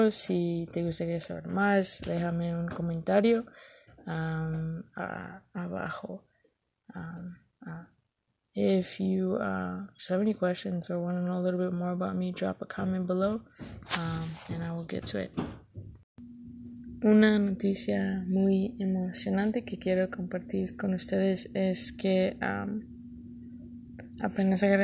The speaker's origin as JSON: {"language": "English", "town": "Elgin", "region": "Illinois", "country": "United States", "tie": "born or raised there", "said": "I was raised in Elgin and I live in Elgin and I plan to be in Elgin for the long term."}